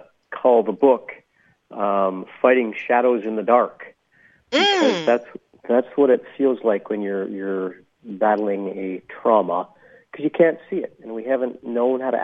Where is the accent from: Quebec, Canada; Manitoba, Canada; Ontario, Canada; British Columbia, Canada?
British Columbia, Canada; interior of; And I grew up in the interior of British Columbia in Canada.